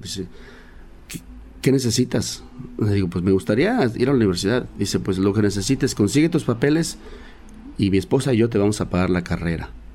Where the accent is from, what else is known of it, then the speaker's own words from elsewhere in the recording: Xalapa, Veracruz, Mexico; moved away as an adult; now in Los Angeles, United States; en mi tierra, Jalapa, Veracruz, cuando tenía 5 o 6